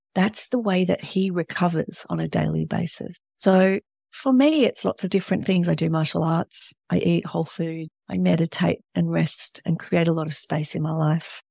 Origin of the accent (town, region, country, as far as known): Australia